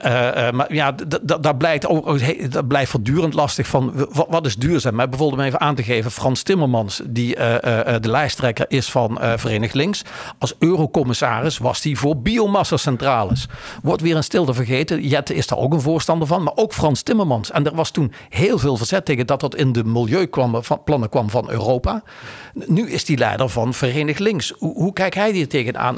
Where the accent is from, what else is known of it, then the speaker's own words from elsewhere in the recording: Maastricht, Limburg, Netherlands; moved away; ik kom uit Maastricht